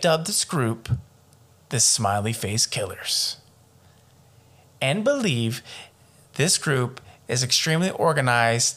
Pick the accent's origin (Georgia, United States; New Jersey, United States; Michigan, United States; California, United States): Georgia, United States; Atlanta; We're from Atlanta